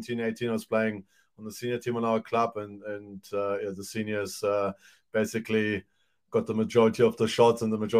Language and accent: English; Germany; also born or lived in New Zealand; now in Te Aroha, New Zealand; originally born in Germany. Mom is German, dad is from former Yugoslavia, Montenegro to be precise. Moved here in 98.